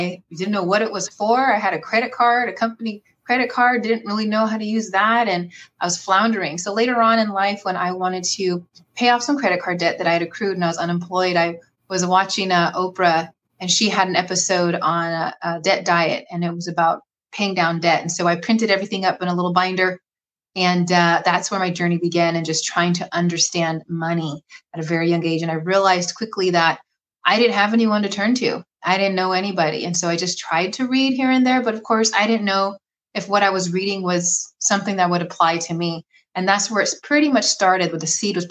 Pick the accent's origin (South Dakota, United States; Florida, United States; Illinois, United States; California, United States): California, United States; Bay Area, Northern; I am from Northern California, born and raised in the Bay Area